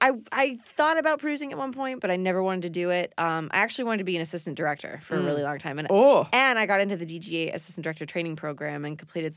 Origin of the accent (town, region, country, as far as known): Maine, United States